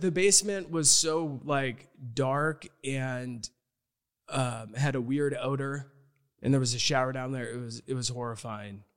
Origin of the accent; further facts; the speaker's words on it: Omaha, Nebraska, United States; my folklore growing up in Omaha was at Humble Park.